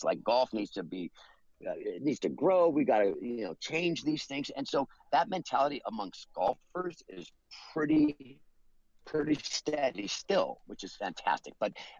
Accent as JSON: {"language": "English", "town": "Los Angeles", "region": "California", "country": "United States", "tie": "born or raised there", "said": "Well, I'm originally from Los Angeles"}